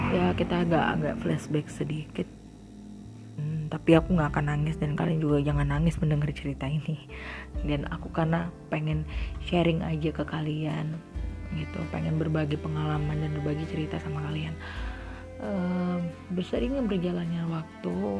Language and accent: Indonesian; Padang, West Sumatra, Indonesia; kita orang Padang